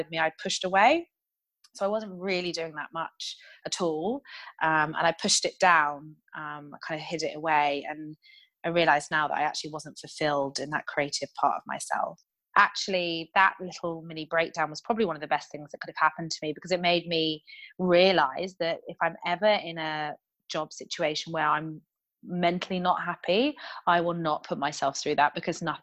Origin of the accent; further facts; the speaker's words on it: United Kingdom; moved away as an adult; also born or lived in London; I am, as you might be able to tell from my accent, originally British